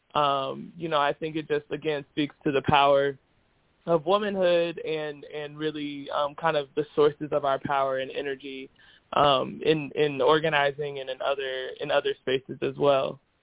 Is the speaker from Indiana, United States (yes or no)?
yes; Indianapolis, Indiana, United States; moved away as an adult; also born or lived in Chicago; I'm originally from Indianapolis. Um, spent all you know the first 18 years of my life there